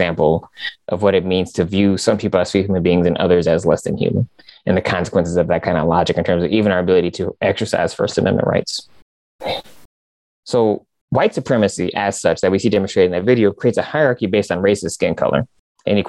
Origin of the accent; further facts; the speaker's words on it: Michigan, United States; I'm from Michigan.